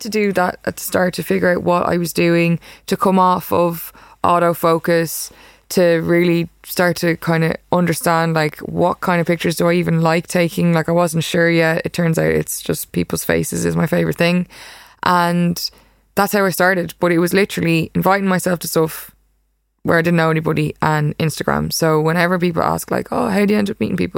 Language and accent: English; Ireland; moved away as an adult; now in New York, United States; I'm a photographer from Ireland